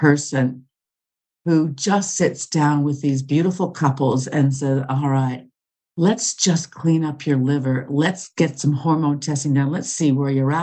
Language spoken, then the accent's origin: English; Canada; moved away as an adult; also born or lived in Australia; I'm originally from Canada, but I was living in Australia